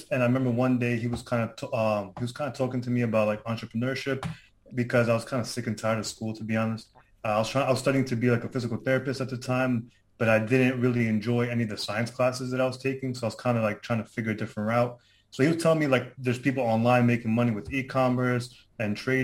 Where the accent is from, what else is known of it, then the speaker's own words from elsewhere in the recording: New York City, New York, United States; So I'm from Queens, New York, if people are familiar with that. I lived here my whole life. I was born here in Queens